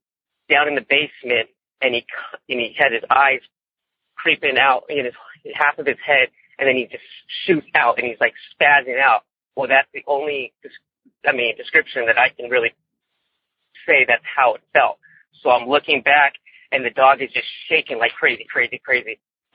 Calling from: Mentone, California, United States; Well, I come from Mentone, California, kind of a little ways down from going up to Forest Falls and a road to get to Big Bear.

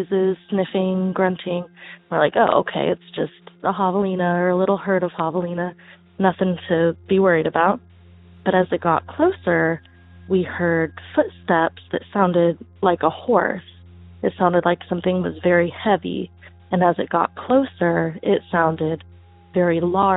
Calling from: Tucson, Arizona, United States; I'm calling from Tucson, Arizona

